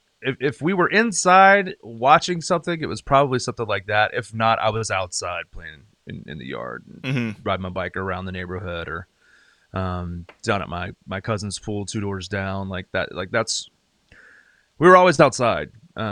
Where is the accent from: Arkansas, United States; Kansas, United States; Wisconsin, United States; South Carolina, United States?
South Carolina, United States; Greenville; You can see it. It's on your screen. I am from Greenville, South Carolina. It's in the upstate of South Carolina.